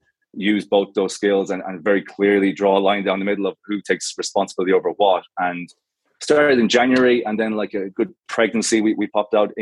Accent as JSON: {"language": "English", "town": "Galway", "region": "Connacht", "country": "Ireland", "tie": "born or raised there", "said": "I'm Irish. So I grew up in the West Coast in Galway"}